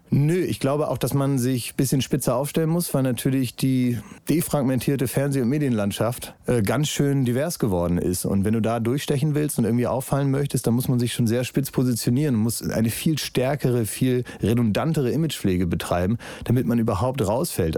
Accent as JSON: {"language": "German", "region": "Northern Germany", "country": "Germany", "said": "als Norddeutscher"}